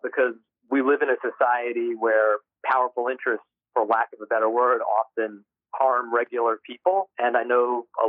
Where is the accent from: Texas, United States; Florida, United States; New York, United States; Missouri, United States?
New York, United States; White Plains; my hometown of White Plains